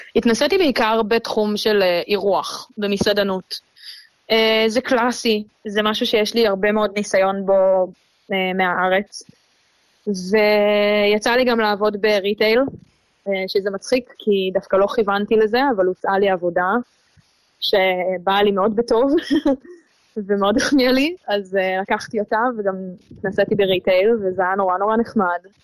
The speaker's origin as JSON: {"language": "Hebrew", "country": "Israel", "moved": "as an adult", "lives_now": "Australia", "said": "בתור ישראלים"}